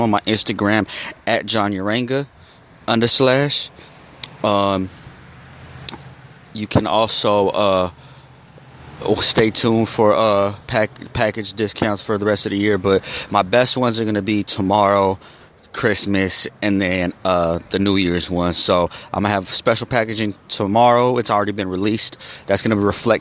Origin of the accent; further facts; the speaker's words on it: Arizona, United States; I'm from Arizona